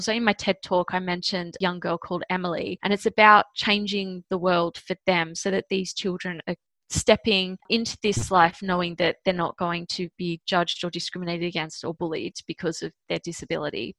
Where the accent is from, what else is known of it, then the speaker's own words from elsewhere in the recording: Sydney, New South Wales, Australia; I was born in Sydney, Australia